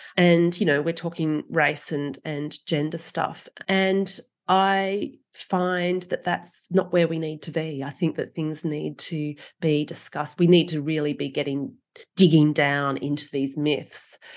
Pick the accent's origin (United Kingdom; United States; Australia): Australia; as an Australian